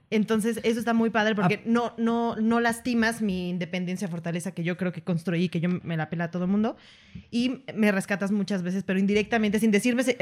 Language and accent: Spanish; Atizapán de Zaragoza, State of Mexico, Mexico; yo soy una presencia de Atizapán de Zaragoza, Estado de México, güey.